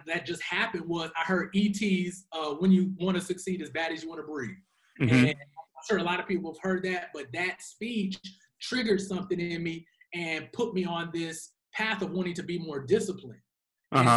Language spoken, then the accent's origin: English; Nashville, Tennessee, United States; also born or lived in Huntsville, Alabama; raised in Nashville, Tennessee.